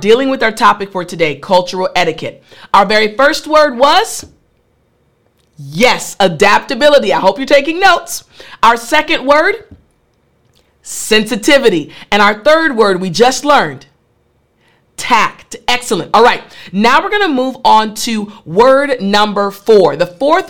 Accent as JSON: {"language": "English", "country": "United States", "said": "as an American"}